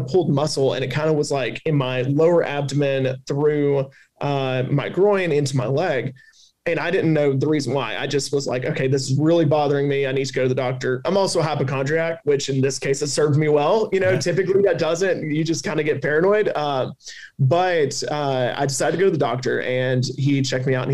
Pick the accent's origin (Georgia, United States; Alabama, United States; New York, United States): Alabama, United States; accent: Southern; also born or lived in Washington, D.C.; got offered to come back to Alabama, which is my home state